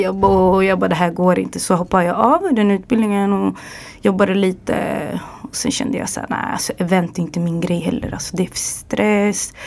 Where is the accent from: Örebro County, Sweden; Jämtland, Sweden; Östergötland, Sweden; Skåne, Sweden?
Örebro County, Sweden; Örebro; also born or lived in Dubai / England / Los Angeles; där jag kommer ifrån, Örebro